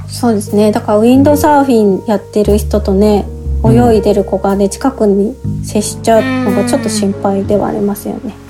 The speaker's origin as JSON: {"language": "Japanese", "town": "Miura", "region": "Kanagawa", "country": "Japan", "tie": "born or raised there", "said": "私は三浦市出身で"}